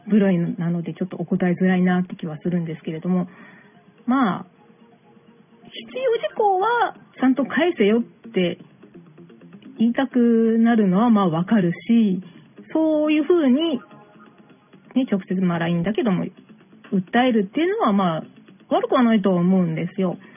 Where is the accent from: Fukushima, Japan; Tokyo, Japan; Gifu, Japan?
Tokyo, Japan; 東京育ち引っ東京生まれヒップホップ育ちではないんですけれども、大阪、関西圏ではないので